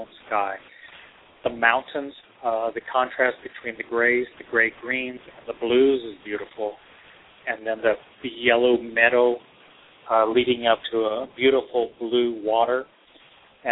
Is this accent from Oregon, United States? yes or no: no; Texas, United States; also born or lived in New York; now in Seattle, United States; I grew up in Texas. I've moved to New York. I was in New York for 15 years, and now I'm on the West Coast in Seattle.